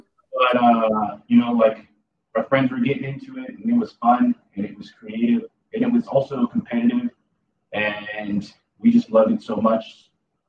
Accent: Santa Ana, California, United States; born or raised there

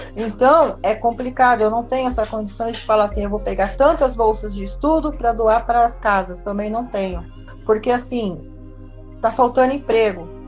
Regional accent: Brazil; como brasileiros

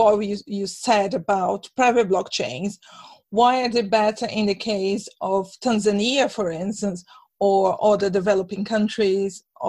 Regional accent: Brazil; now in Sweden; I'm from Brazil originally.

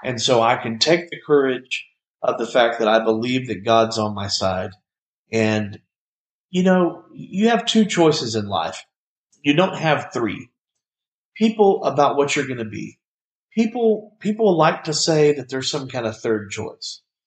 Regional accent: Bartlett, United States; Me and several of my friends from my hometown of Bartlett

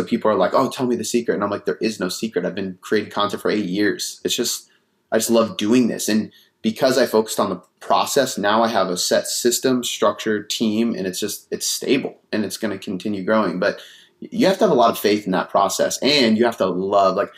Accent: Seattle, Washington, United States; also born or lived in Bonney Lake, Washington; Seattle, Washington.

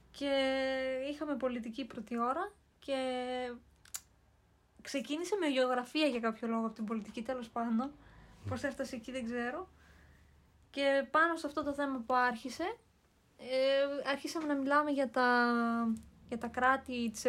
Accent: Greece; now in Germany; του λέω είμαι Ελληνίδα.

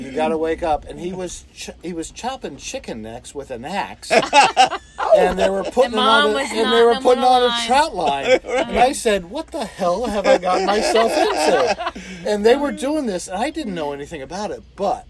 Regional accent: Northern Virginia, United States; I'm a guy from Northern Virginia

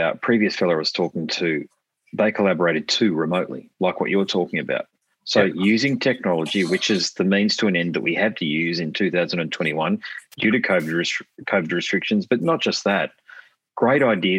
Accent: Queensland, Australia; also born or lived in Sydney; Well, even though I was born in Sydney, so I'm a big supporter of the Blues, I am a Queenslander.

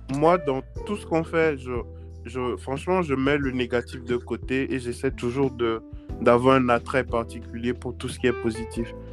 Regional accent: Togo; c'est tout petit, mais on est fiers de ce petit bout de pays

